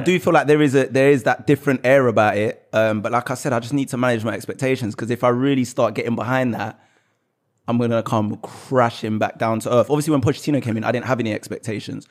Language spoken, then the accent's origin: English; London, United Kingdom; I was born in Tottenham. My dad grew up his whole life in Tottenham, pretty much. So basically my whole life